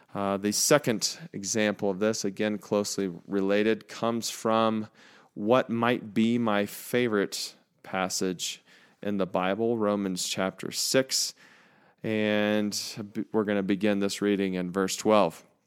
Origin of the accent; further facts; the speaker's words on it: United States; as American people